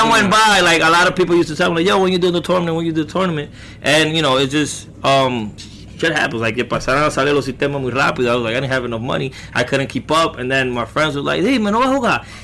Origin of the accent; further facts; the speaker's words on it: Bronx, New York, United States; I grew up in the Bronx. Oh, I never moved out of the Bronx.